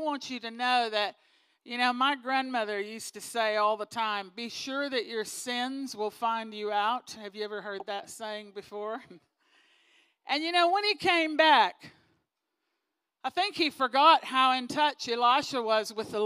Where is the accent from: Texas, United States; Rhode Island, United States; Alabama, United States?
Texas, United States; moved away; I'm from Texas originally